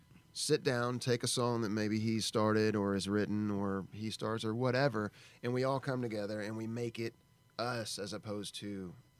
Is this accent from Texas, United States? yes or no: yes; Texas, United States